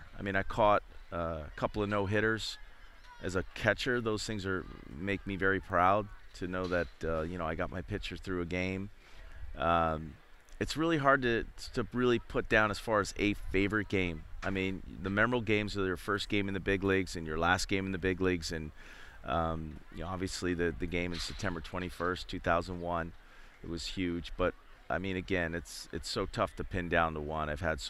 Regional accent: Philadelphia, Pennsylvania, United States; I grew up in Philadelphia

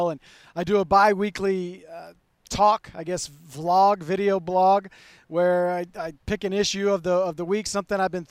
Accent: Montana, United States; I'm from Montana

